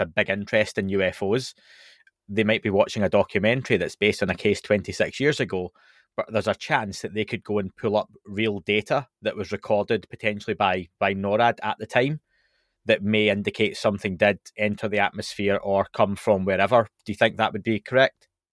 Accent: Scotland, United Kingdom; I'm from Scotland

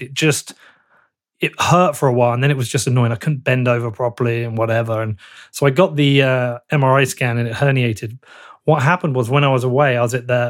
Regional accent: Bedford, East of England, United Kingdom; I'm from Bedford.

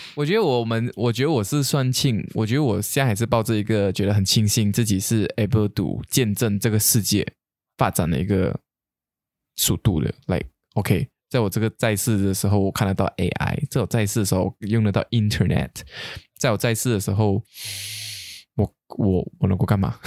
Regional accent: Kuching, Sarawak, Malaysia; 我们古晋人

